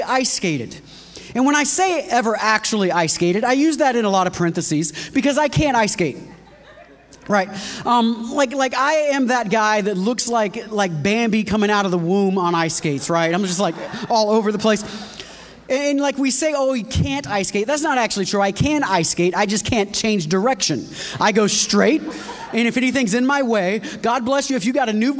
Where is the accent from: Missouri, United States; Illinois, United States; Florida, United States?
Florida, United States; I grew up in Florida